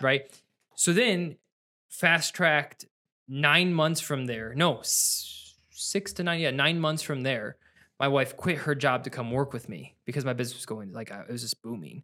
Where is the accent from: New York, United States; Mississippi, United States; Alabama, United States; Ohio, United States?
Ohio, United States; now in Michigan, United States; I'm from Ohio, my wife's from Virginia. I moved here to Michigan